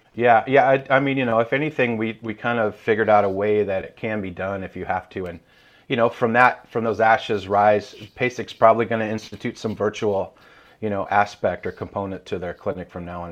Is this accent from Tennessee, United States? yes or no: yes; Nashville, Tennessee, United States; also born or lived in Iowa / Brentwood, Tennessee; I was born in Iowa, actually, and we moved to Nashville in, uh, seventy-eight, seventy-nine